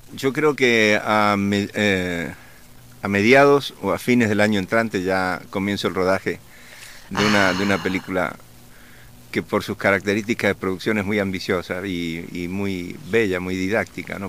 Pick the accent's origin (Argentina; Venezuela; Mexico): Argentina; accent: Argentine; moved away as an adult; also born or lived in Colombia; hablo como argentino